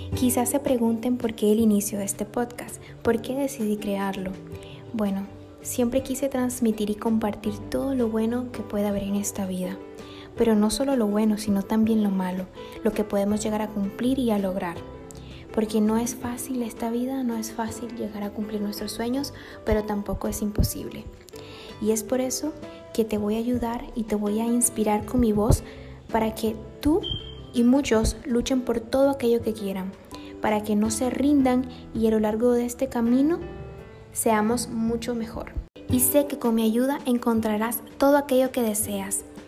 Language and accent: Spanish; Nicaragua; now in Panama; soy nicaragüense viviendo en Panamá